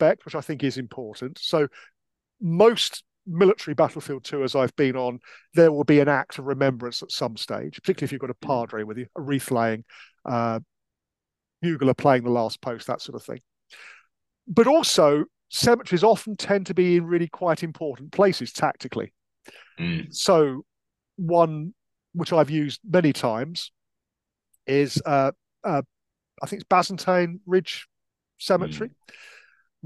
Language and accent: English; London, United Kingdom; I'm a Londoner